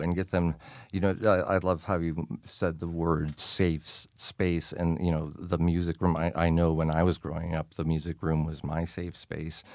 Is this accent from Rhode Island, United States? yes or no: no; New York, United States; growing up in New York